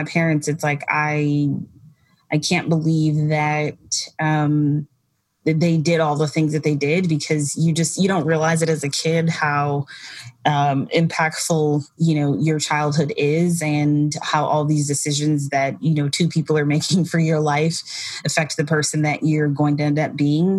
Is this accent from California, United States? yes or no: no; Wisconsin, United States; now in New York, United States; growing up in Wisconsin, there are no people that like work in fashion